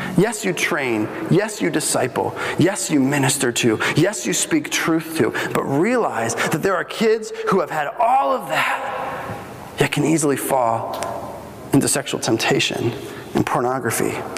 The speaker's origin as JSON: {"language": "English", "country": "Bolivia", "tie": "born or raised there", "moved": "yes", "said": "I grew up in Bolivia, and we had uh, walls all the way around our house."}